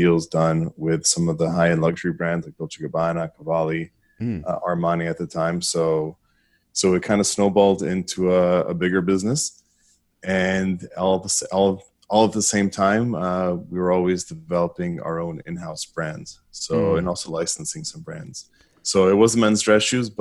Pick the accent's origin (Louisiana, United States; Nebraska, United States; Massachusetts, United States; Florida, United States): Florida, United States; Miami; I grew up in Miami, Florida. I've actually stayed here all my life